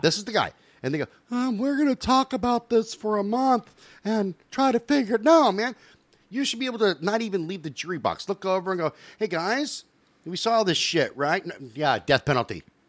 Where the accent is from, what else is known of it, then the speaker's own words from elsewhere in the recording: United States; as an American